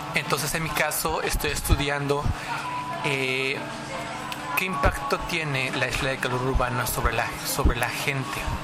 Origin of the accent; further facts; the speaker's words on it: Mexico; moved away as an adult; now in Japan; soy mexicano